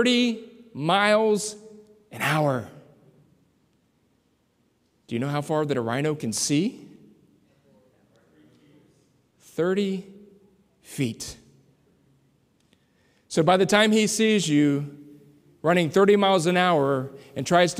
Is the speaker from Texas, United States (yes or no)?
yes; San Antonio, Texas, United States; now in Southern Indiana, United States; I grew up in San Antonio, Texas, where they train a lot of military folks